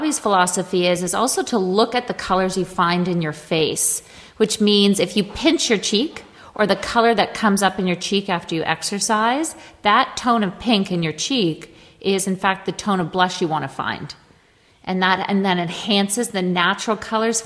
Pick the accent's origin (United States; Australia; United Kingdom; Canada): Canada; I'm Canadian